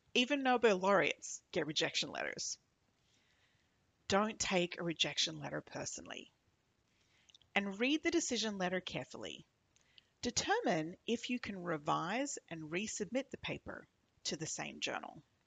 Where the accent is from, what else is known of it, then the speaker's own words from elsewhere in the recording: Australia; now in New York, United States; I'm Australian, a microbiologist